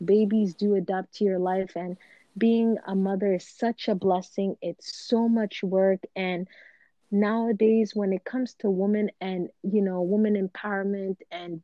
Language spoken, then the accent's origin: English; Canada; we are from Canada